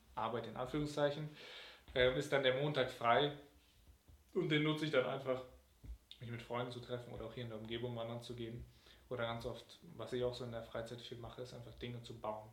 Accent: Cologne, North Rhine-Westphalia, Germany; meine Heimatgemeinde in Nippes, St. Marien

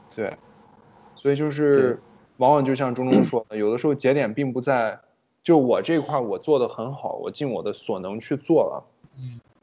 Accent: China; moved away; 我毕竟在国内长大

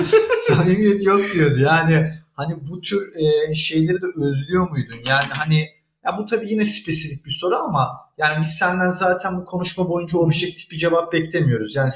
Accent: Turkey; ben orada bir Türk'üm. Aslında foreign'im yani yabancıyım ben orada.

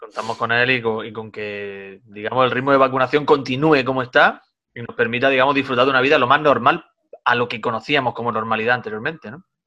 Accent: Granada side of Sierra Nevada, Andalusia, Spain; now in Almería, Spain; llego a mi cortijo, llego a mi pueblo, en el lado granadino de la sierra

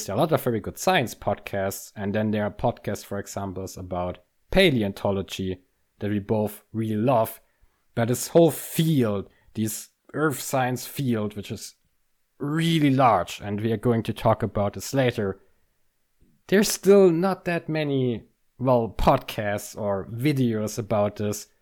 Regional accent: near Munich, Bavaria, Germany; moved away as an adult; now in Münster, Germany; Munich is very close to my hometown.

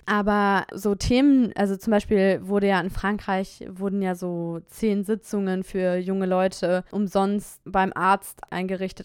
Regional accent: Germany; moved away as an adult; now in France; meine beiden Eltern sind beide Deutsche und ich bin in Deutschland geboren

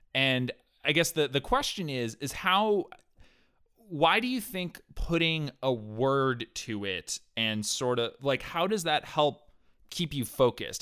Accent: New Hampshire, United States; I grew up in New Hampshire.

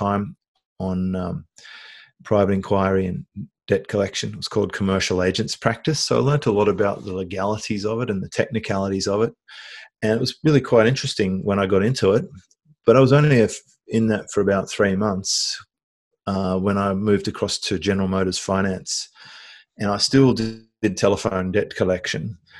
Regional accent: Australia; I was born in Australia, went through usual sort of suburban upbringing

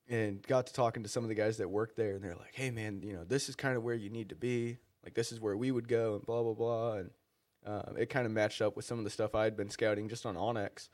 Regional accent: Missouri, United States; now in Maryland, United States; growing up in Missouri, hunting them in Missouri

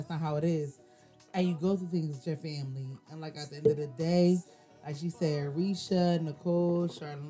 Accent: Pittsburgh, Pennsylvania, United States; moved away as an adult; I come from Pittsburgh

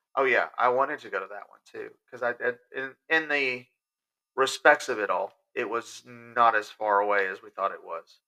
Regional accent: Sulphur Springs, Texas, United States; my hometown of Sulphur Springs

